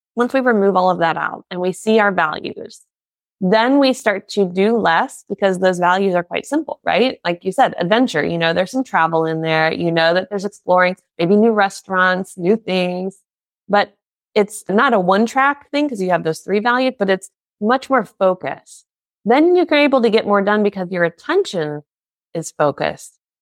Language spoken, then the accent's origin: English; United States; now in Germany